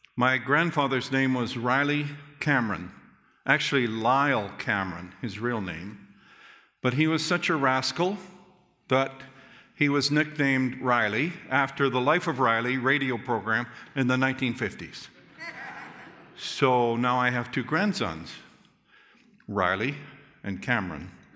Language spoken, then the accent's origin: English; Calgary, Alberta, Canada; I remember as a young boy growing up in Calgary First Church, downtown Calgary